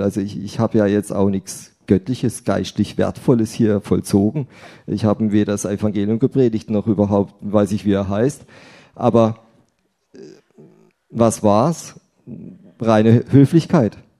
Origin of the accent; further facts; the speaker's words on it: Rheinau, Baden-Württemberg, Germany; now in Willstätt, Germany; Hallo nach Bische, meine alte Heimat, Rhein-Bischofsheim für das hochdeutsche